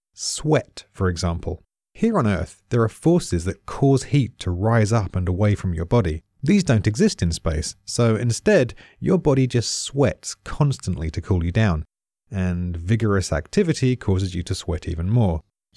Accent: United Kingdom; I'm British.

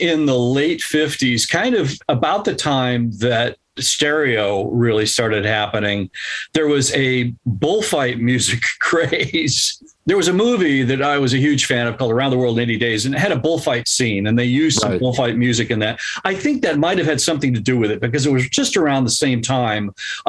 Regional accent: California, United States; Here in Southern California.

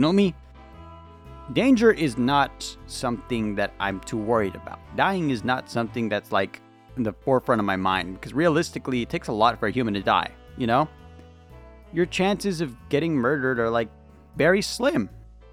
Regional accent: California, United States; I'm from California

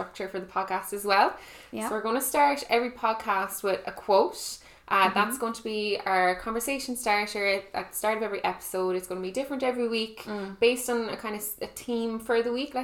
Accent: Ennis, Munster, Ireland; also born or lived in Cork / Kerry; I'm from Ennis in County Clare, Ireland

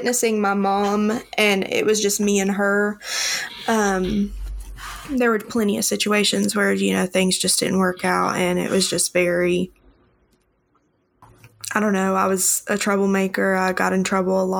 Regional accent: the Bible Belt, United States; growing up in the Bible Belt

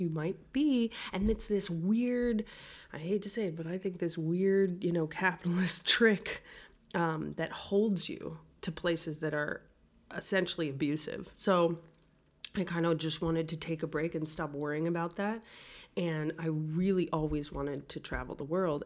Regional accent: New York City, New York, United States; also born or lived in Greenwich Village, New York City; I grew up in Brooklyn

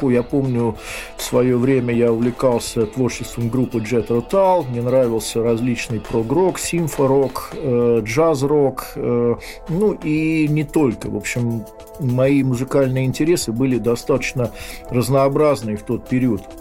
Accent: Moscow, Russia; born there; Э, я родился 7 декабря 60 года в Москве.

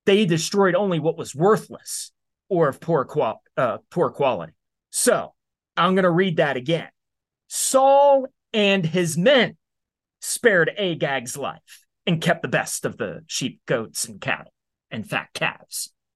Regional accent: United States; you and I as American citizens

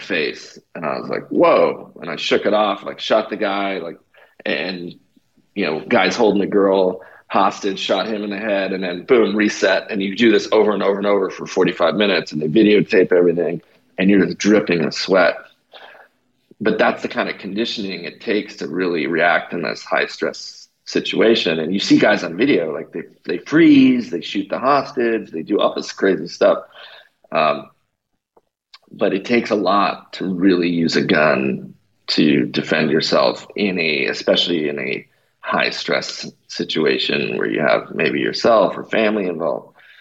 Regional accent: Canada; now in United States; I'm originally from Canada. They call me a Canadian socialist

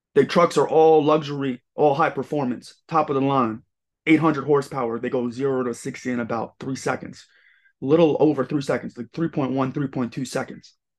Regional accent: Long Island, New York, United States; also born or lived in Los Angeles; Long Island, right bu-, right by Queens

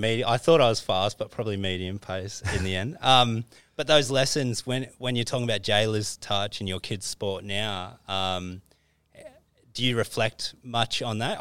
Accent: Christchurch, Canterbury, New Zealand; moved away; growing up in Christchurch

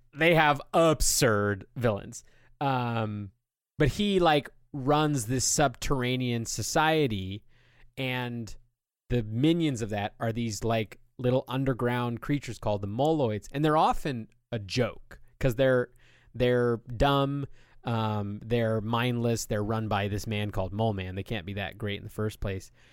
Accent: United States

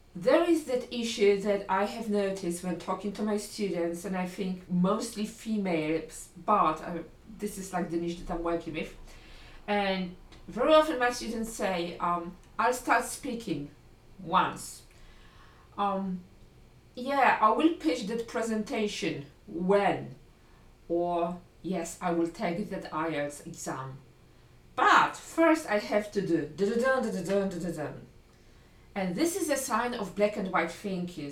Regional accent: Poland; first language Polish; English is a second language; my first language, L1, I'm Polish

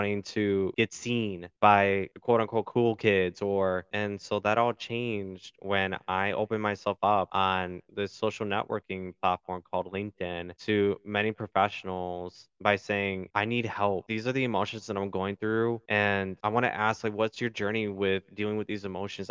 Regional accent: Milwaukee, Wisconsin, United States; also born or lived in Chicago, Illinois; I was born in Chicago, but for the majority of my life, I was raised in Milwaukee, Wisconsin

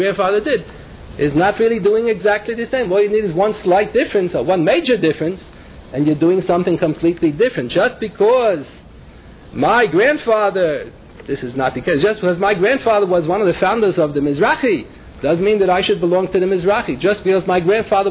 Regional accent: New York City, New York, United States; when I was growing up in the Bronx

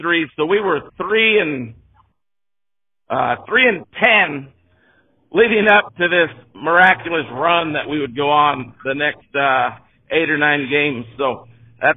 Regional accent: Jefferson, United States; I grew up in Jefferson

